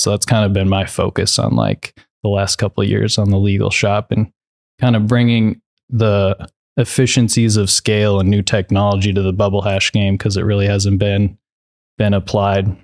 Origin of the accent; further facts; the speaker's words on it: Minnesota, United States; moved away; also born or lived in Seattle; where I was from in Minnesota